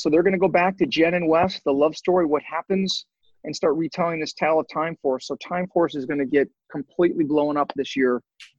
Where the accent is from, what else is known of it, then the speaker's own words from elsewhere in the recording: outside of Chicago, Illinois, United States; I was born in Chicago, outside of Chicago.